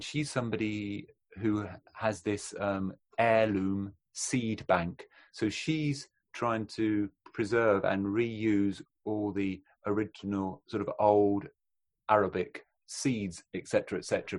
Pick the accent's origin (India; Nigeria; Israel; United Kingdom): United Kingdom; England; England, Britain, British